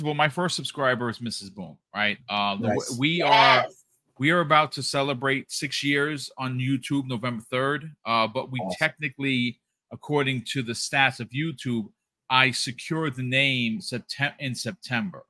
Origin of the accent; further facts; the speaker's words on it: New York, United States; also born or lived in Bronx, New York; we're from New York.